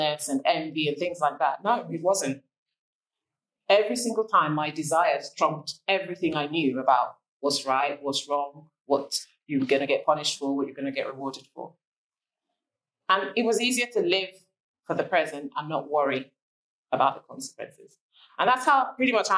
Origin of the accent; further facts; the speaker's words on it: Nigeria; moved away; growing up in Nigeria